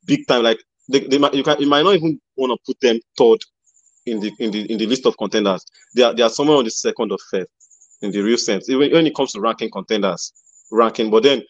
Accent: Nigeria; I'm in Nigerian.

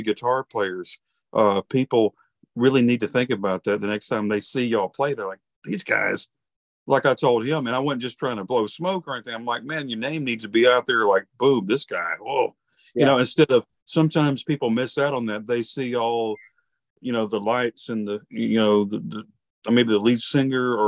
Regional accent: Alabama, United States; I'm from Alabama

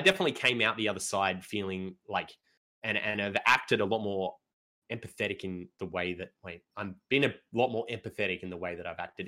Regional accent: Australia

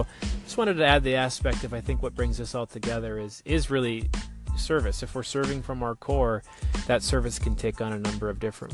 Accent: United States; moved away; my hometown, Fargo-Moorhead area, North Dakota, Minnesota

